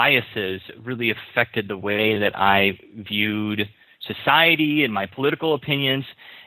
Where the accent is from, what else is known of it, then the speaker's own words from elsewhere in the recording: Minnesota, United States; now in Hawaii, United States; because I'm originally from Minnesota, and I moved out to Hawaii in 2008.